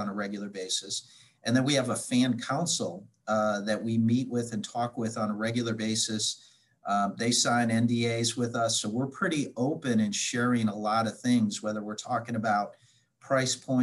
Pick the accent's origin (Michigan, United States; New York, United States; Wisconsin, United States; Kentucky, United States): Wisconsin, United States; Milwaukee; now in Cincinnati, United States; back in my hometown of Milwaukee